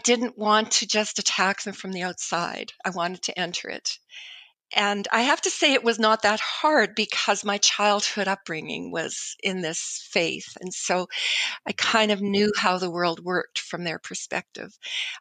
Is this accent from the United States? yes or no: no; Canada